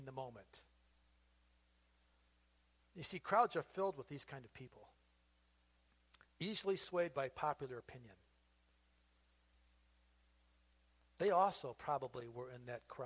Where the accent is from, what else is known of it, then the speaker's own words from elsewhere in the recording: United States; being an American, a patriotic American